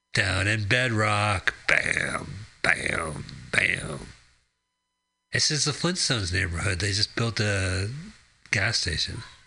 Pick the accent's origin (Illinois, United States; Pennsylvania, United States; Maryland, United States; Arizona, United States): Arizona, United States; growing up in Arizona